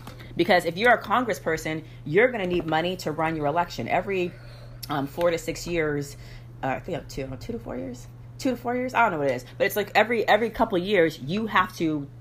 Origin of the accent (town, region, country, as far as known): United States